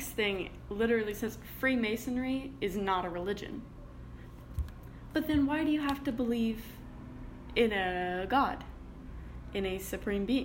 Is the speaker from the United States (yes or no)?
no; Canada